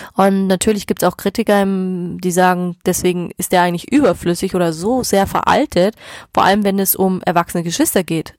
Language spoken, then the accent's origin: German; Germany; Bei uns in Deutschland